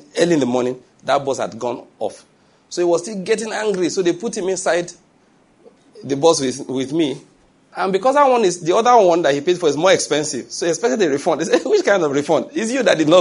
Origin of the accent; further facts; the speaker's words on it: Nigeria; I'm Nigerian